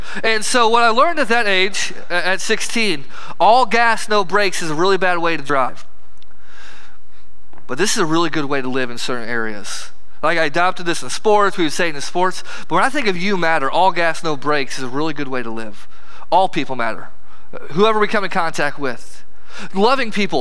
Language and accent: English; Herscher, Illinois, United States; I'm from Hersher, Illinois